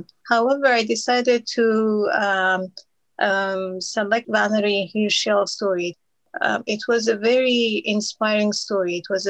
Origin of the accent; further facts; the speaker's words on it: Iran; first language Kurdish/Persian; English is a second language; I'm originally from Iran. I grew up with two languages, Kurdish and Persian, and then at school we learned Arabic and English, and then at university I learned French.